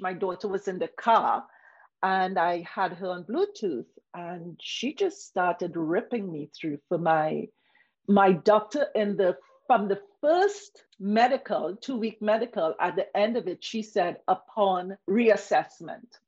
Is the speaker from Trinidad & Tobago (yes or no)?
yes; Trinidad & Tobago; moved away; also born or lived in Toronto, Canada; I came from the Caribbean